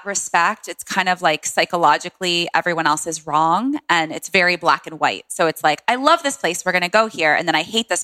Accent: Washington, District of Columbia, United States; born or raised there

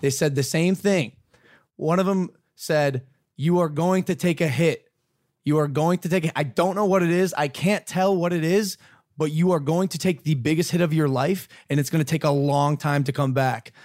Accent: Ohio, United States; I'm a kid from Ohio, bro. I'm from Ohio

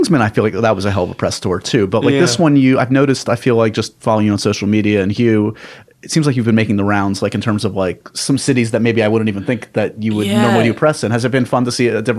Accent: New York, United States; I was born and raised in New York

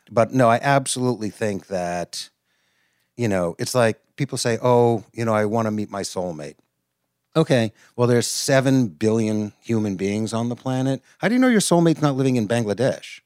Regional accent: outside of Boston, Massachusetts, United States; also born or lived in New York; I live in Boston, Mass, and I grew up outside of Boston

